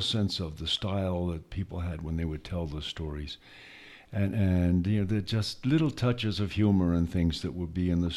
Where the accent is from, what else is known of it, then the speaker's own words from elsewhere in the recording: Benson, Arizona, United States; moved away as an adult; also born or lived in Pennsylvania / Tucson, Arizona; now in New Mexico, United States; I was born in Pennsylvania. But then I moved out to a small town in Arizona when I was a kid, a little town called Benson, Arizona. And that's where I finished growing up, was in Arizona